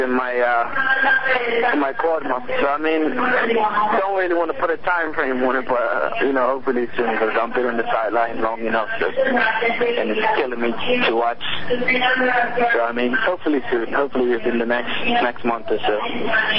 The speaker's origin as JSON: {"language": "English", "country": "Bermuda", "also_born_or_lived": "Vermont / North Carolina", "moved": "as an adult", "said": "I'm first player from Bermuda. I have a couple of friends that I grew up"}